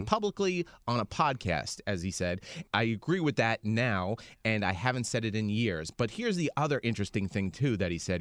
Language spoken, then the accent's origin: English; United States; as an American